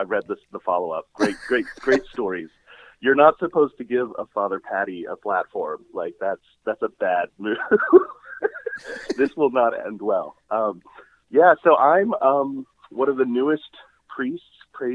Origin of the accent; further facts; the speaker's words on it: Rockville, Maryland, United States; I'm a local guy. I grew up in Rockville